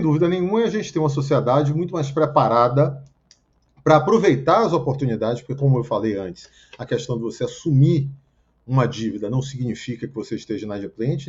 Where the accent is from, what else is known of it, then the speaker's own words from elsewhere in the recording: Bahia, Brazil; now in Rio de Janeiro, Brazil; na Bahia, onde eu nasci